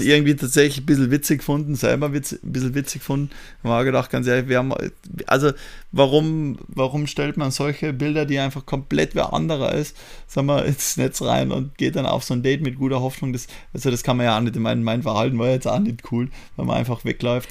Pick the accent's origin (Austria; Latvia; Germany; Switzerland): Austria; bei uns darf man mit 17 schon fahren, wenn du L17 machst